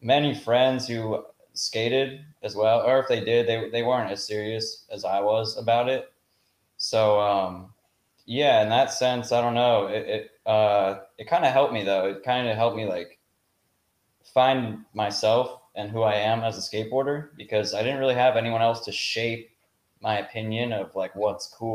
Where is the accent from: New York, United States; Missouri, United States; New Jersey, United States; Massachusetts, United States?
New Jersey, United States; Denville; I'm from Denville, New Jersey